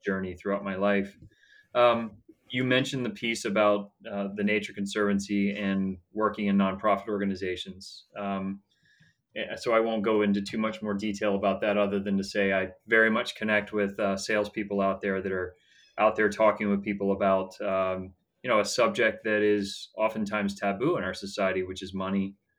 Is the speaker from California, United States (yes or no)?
no; Atlanta, Georgia, United States; I was born and raised in Atlanta, Georgia